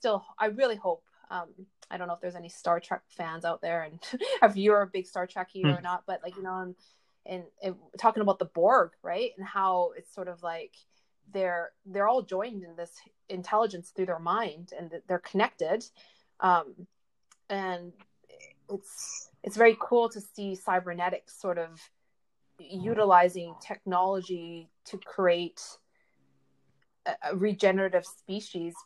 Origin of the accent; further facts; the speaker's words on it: Canada; I grew up Chinese, but I was born in Canada here, so North America